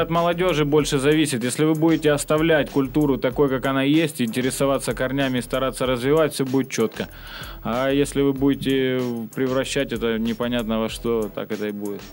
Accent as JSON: {"language": "Russian", "country": "Ukraine", "tie": "born or raised there", "moved": "as an adult", "lives_now": "Saint Petersburg, Russia", "said": "я украинец, родом с Украины, живу в Питере вот уже почти 8 лет"}